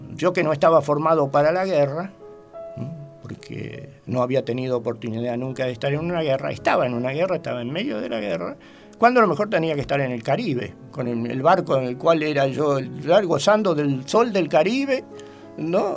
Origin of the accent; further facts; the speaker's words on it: Rosario, Santa Fe, Argentina; Nací en Rosario, provincia de Santa Fe